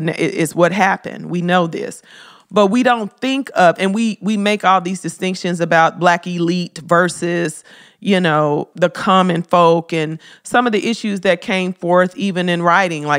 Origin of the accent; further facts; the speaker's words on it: Memphis, Tennessee, United States; I love Memphis. That's my hometown.